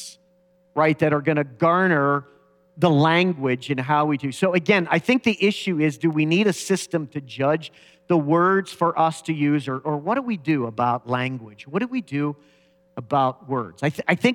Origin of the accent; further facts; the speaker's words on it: United States; growing up in America